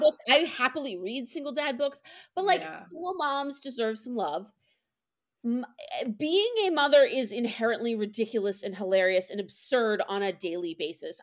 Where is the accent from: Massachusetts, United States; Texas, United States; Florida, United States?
Massachusetts, United States; Boston; I am from Boston. Um, I've lived in and around Boston my entire life